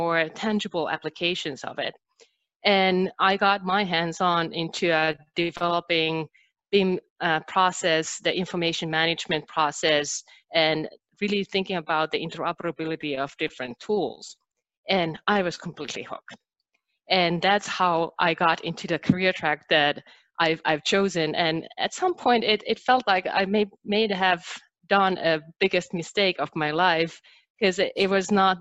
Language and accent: English; Finland; English is a second language; moved away as an adult; now in United States; I'm originally from Finland, and I moved to United States 5 years ago